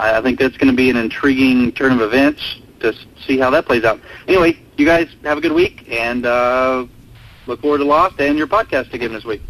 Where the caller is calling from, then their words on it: Keller, Texas, United States; I'm calling from Keller, Texas.